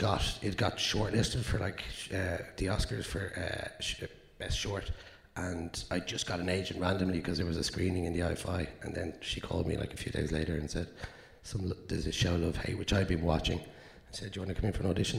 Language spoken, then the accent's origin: English; Dublin, Leinster, Ireland; I'm from South Dublin